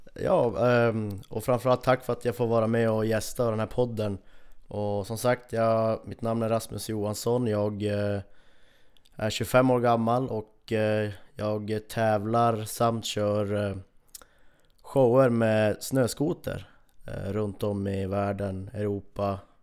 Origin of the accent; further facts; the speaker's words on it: Kiruna, Norrbotten County, Sweden; här hemma i Kiruna